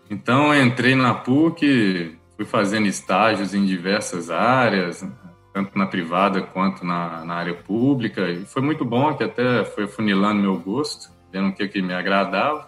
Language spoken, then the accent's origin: Portuguese; Belo Horizonte, Minas Gerais, Brazil; also born or lived in Lavras; Eu sou mineiro, sou de Belo Horizonte